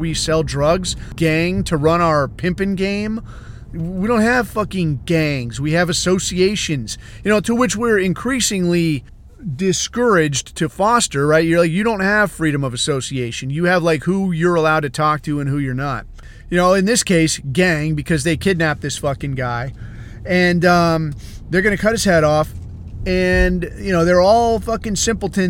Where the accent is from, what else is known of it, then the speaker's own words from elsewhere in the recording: United States; I'm American and white